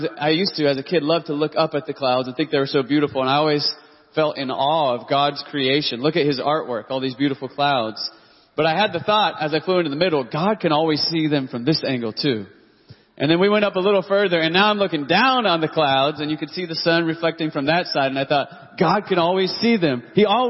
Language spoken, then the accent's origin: English; Dallas-Fort Worth area, Texas, United States; I grew up in the Dallas-Fort Worth area